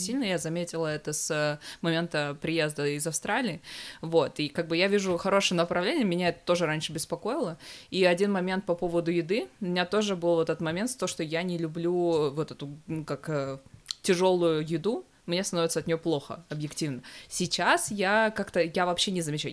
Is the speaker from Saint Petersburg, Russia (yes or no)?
no; Severodvinsk, Arkhangelsk Oblast, Russia; moved away; я же из Северодвинска